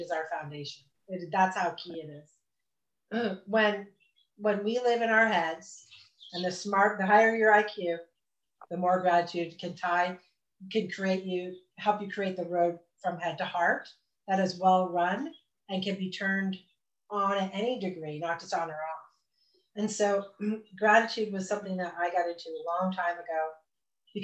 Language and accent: English; Vermont, United States; moved away as an adult; also born or lived in Austin, Texas; I came home to my home state, which I said I would never, ever do, ever. And we found a place in the Green Mountains